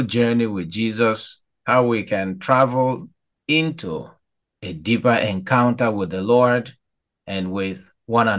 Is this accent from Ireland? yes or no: no; Nigeria; now in Chicago, United States; as a Nigerian